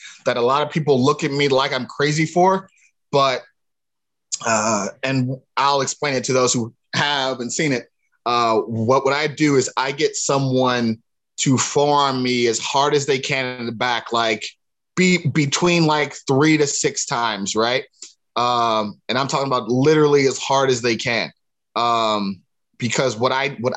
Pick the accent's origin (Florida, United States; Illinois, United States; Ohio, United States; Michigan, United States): Ohio, United States; Cleveland; it's East Side Cleveland. There's a difference between the two. East Cleveland is more not necessarily suburban, but more outside of the city, whereas East Side Cleveland is, that's what people know to be the real deal. You know what I mean? So that's where I'm from. But that aside, I played football with all my cousins and stuff growing up in the area and the neighborhood